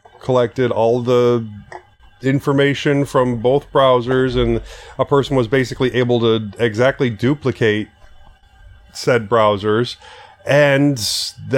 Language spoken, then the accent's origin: English; Alaska, United States; I was born in Alaska.